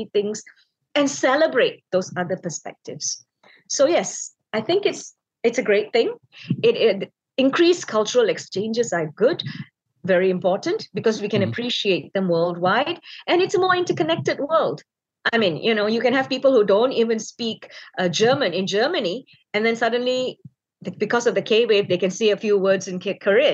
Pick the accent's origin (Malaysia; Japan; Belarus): Malaysia; us being Malaysian, we tend to always think of Bahasa Melayu